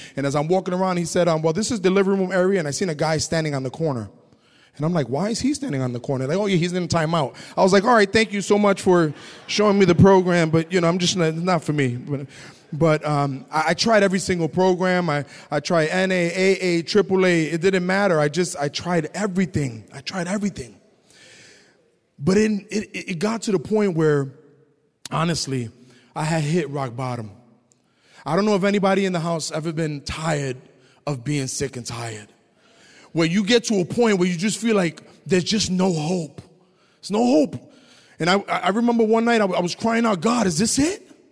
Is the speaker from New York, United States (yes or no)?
yes; New York, United States; moved away as an adult; also born or lived in Massachusetts; growing up in the Lower East Side, it was tough for my family.